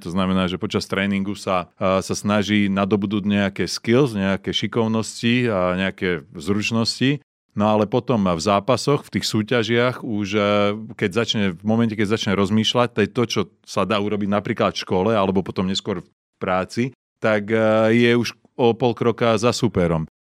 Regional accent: Slovakia; moved away as an adult; doma na Slovensku

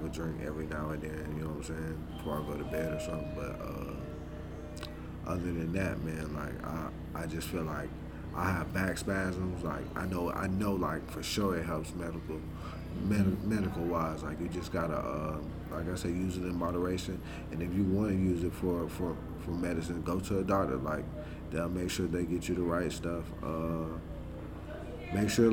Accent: the South, United States; me being from the South

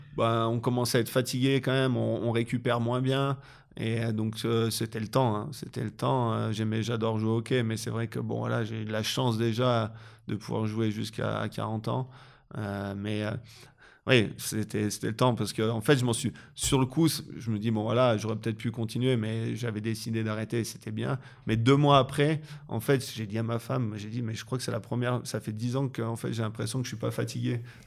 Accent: France; moved away as an adult; now in Switzerland; en tant que Français

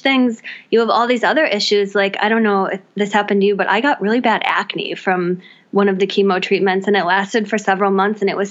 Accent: Wisconsin, United States; now in Washington, D.C. area, United States; I'm from Wisconsin originally, but I live in the DC area now

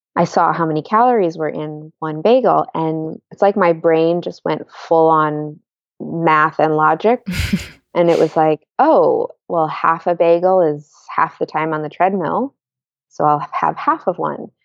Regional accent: Washington, District of Columbia, United States; now in Bay Area, United States; I grew up in Washington, D C

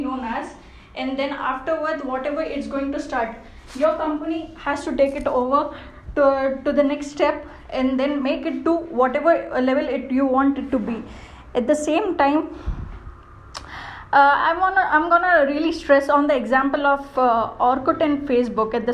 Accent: India; being an Indian, being in India

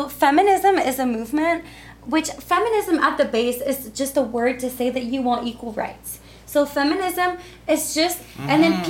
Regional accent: Costa Rica; also born or lived in Canada; growing up in Costa Rica, I've had so many good men in my life

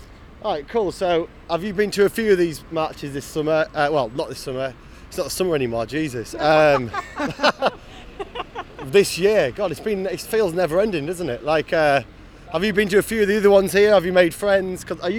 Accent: Yorkshire and the Humber, United Kingdom; moved away; I'm from Yorkshire too.

